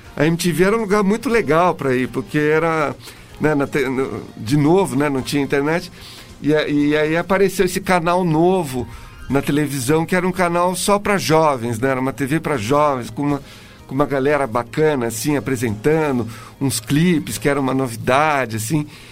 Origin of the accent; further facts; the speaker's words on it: Brazil; Eu cresci numa época em que no Brasil também tinha, vivia um, um momento político muito louco